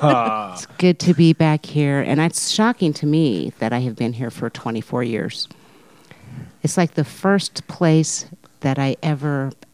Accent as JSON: {"language": "English", "town": "Colorado Springs", "region": "Colorado", "country": "United States", "also_born_or_lived": "Denver / Fort Collins / Washington, D.C.", "moved": "as an adult", "lives_now": "Albuquerque, United States", "said": "I'm from Colorado Springs."}